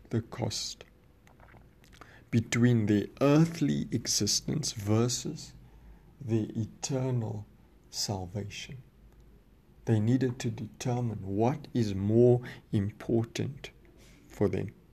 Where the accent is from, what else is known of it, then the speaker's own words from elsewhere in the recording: South Africa; I'm, I'm from South Africa